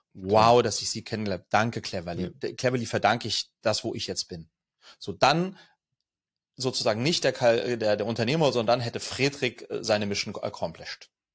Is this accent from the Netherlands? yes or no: no; Sweden; also born or lived in France; now in Germany; ich bin in Schweden geboren, Skandinavien kenne ich also gut